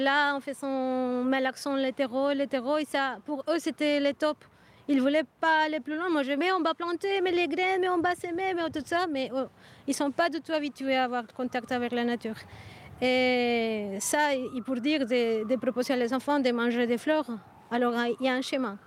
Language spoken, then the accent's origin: French; Colombia; now in Brussels, Belgium; je viens de Colombie